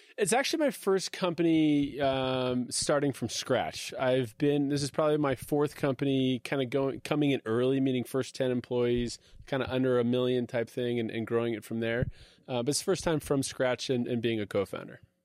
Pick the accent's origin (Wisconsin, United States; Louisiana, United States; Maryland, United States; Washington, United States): Washington, United States; Redmond; I grew up in Seattle, uh, literally in Redmond, uh, Microsoft country